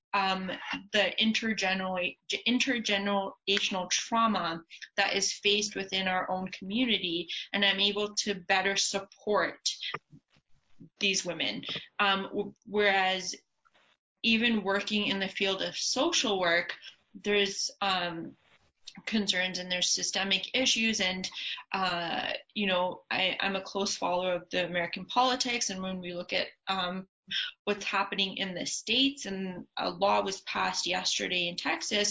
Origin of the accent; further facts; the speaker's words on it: Canada; Being a South Asian Punjabi female who's also born and raised in Canada, I understand both cultures. I've been here my entire life.